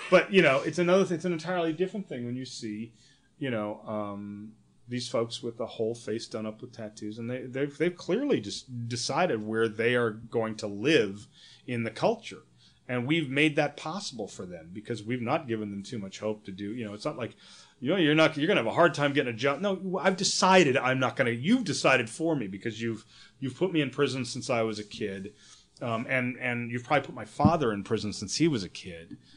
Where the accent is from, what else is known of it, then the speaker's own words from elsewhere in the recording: New York, United States; I'm a you know I'm from New York